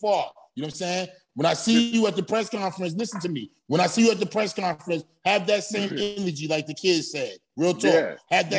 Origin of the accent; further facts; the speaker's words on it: New York City, New York, United States; I'm from Brownsville, Brooklyn. You know what I'm saying? The same neighborhood as Mike Tyson and Ray Bowe.